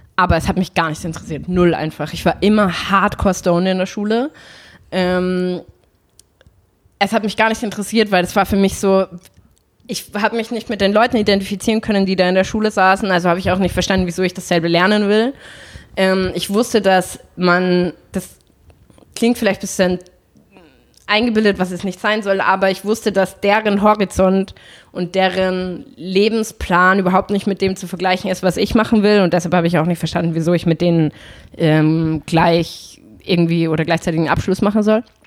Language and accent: German; Salzburg, Austria; moved away as an adult; now in Berlin, Germany; ich bin in Salzburg aufgewachsen